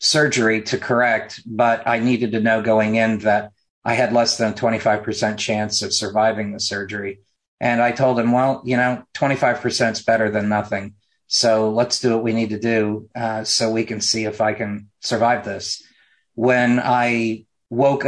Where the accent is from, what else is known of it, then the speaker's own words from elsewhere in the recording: Mooresville, North Carolina, United States; from Mooresville, my hometown